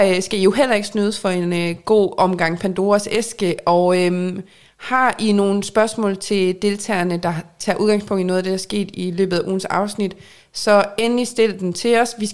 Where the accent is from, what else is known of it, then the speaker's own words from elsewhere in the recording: North Denmark Region, Denmark; accent: North Jutlandic; Ej, det, at nordjysk siger, at jeg taler nordjysk, det er jeg glad for.